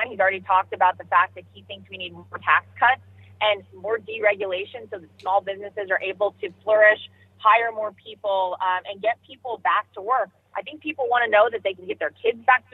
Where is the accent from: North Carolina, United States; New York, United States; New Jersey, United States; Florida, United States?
North Carolina, United States; moved away; I am. My home state. Most of my family still lives here